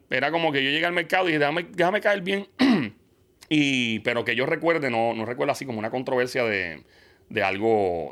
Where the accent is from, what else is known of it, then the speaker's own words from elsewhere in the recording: New York, United States; now in Puerto Rico; yo me crié en Nueva York cuando pequeño, ah. eh, en Queens